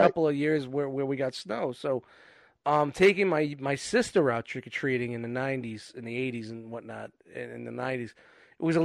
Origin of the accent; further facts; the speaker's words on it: New York City, New York, United States; I grew up in Canarsie